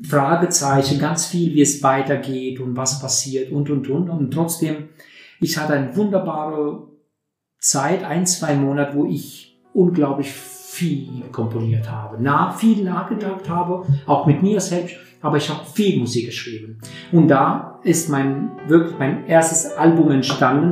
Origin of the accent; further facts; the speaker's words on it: Durrës, Durrës County, Albania; German is a second language; moved away as an adult; also born or lived in Tirana, Albania; now in Neunkirchen, Germany; ich bin in Albanien geboren, wunderschön Albanien, in Doris, in einem Hafenstadt sozusagen, die größte Hafenstadt in Albanien. Und äh, dort habe ich, äh, ja, bis ich 24 äh, geworden bin, habe ich dort gelebt. Ne? Und dann meine Kindheit und meine Jugend